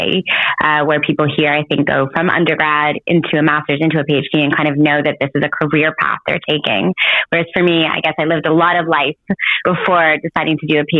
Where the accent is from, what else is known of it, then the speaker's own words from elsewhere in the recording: Montreal, Quebec, Canada; I was born in Montreal, Canada, but I'm born to Israeli parents that were born in Tel Aviv